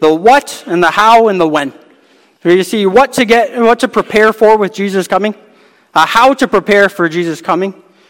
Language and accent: English; Hamilton, Ontario, Canada; I'm from Hamilton, Ontario